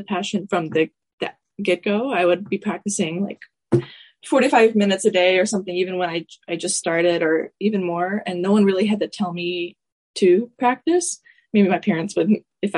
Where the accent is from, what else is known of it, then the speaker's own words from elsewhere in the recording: Atlanta, Georgia, United States; my most major teacher growing up in Atlanta was Elizabeth Cook Tishon